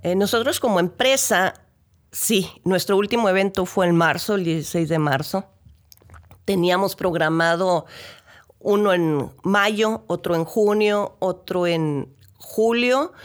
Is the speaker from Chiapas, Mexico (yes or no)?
no; Ensenada, Baja California, Mexico; si somos de aquí de Ensenada